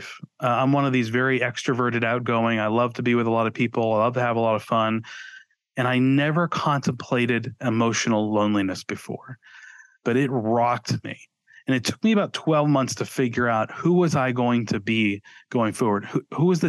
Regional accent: New England, United States; moved away as an adult; also born or lived in Boston area; now in Austin, United States; Growing up in New England

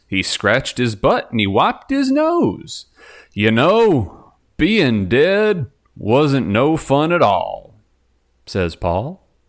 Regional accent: Texas, United States; moved away; I am from Texas

